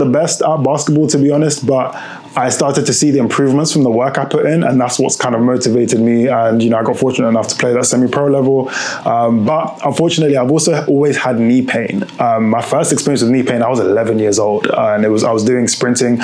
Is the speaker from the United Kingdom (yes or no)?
yes; United Kingdom; also born or lived in Lyon, France; if you can hear from my accent, I'm from the UK.